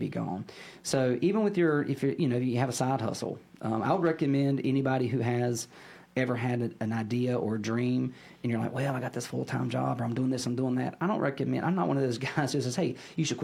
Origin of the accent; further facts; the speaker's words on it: Statesville, North Carolina, United States; I was born and raised in Statesville.